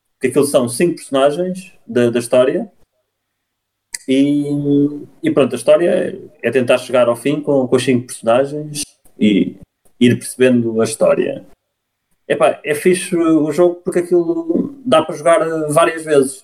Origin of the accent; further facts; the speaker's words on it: Cartaxo, Santarém District, Portugal; venho do Cartacho